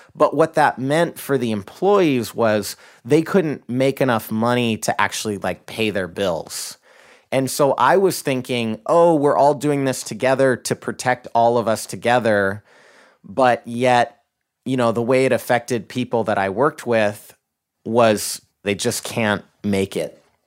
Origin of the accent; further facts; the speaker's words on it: Idaho, United States; now in Seattle, United States; I grew up in Idaho, in a conservative Christian family